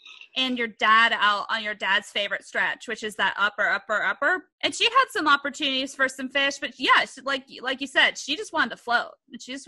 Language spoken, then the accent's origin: English; Bay Area, California, United States; I grew up in the Bay Area